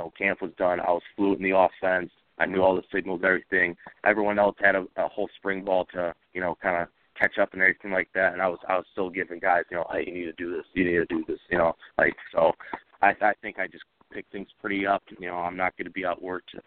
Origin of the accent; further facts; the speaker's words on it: Michigan, United States; I was born and raised in Michigan. I'm from a small town